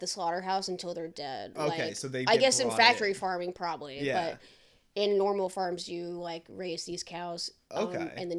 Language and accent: English; Campbellsville, Kentucky, United States; also born or lived in Indianapolis, Indiana; now in Boston, United States; when I first moved from Kentucky, like my hometown, to Indianapolis.